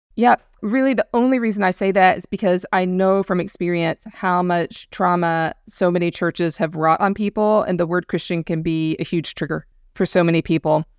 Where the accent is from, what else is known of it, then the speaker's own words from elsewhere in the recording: the American South, United States; growing up in the American South, we were surrounded by evangelical culture